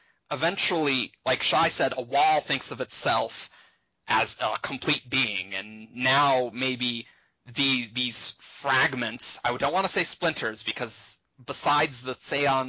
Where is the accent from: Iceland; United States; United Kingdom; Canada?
United States; we in America, we think of ourselves as American